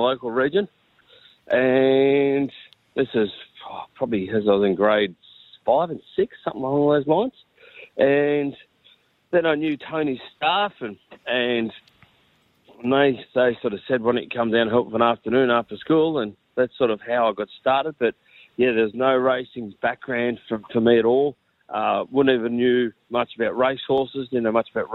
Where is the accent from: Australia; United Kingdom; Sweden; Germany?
Australia; Liverpool, New South Wales; you might as well call me a proper Westie. But yeah, grew up around Liverpool